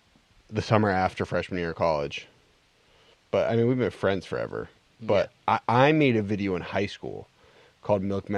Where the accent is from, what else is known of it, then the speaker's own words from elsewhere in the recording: South Shore, Massachusetts, United States; also born or lived in Cambridge; we're not actually from Boston, man.